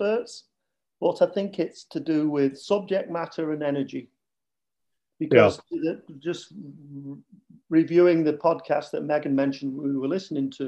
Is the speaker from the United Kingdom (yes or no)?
yes; Manchester, North West England, United Kingdom; accent: Northern; also born or lived in Lake Bluff, Illinois; now in Ravinia, United States; from Manchester